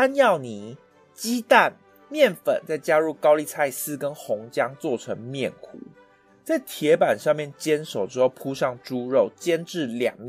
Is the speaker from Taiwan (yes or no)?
yes; Taiwan; also born or lived in Japan; 也就是我们台湾人称的大阪烧